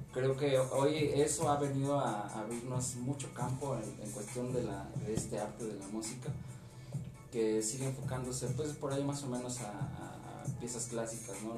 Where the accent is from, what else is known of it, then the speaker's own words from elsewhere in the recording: Tlaxcoapan, Hidalgo, Mexico; soy guitarrista, músico de aquí del municipio de Tlaxcuapan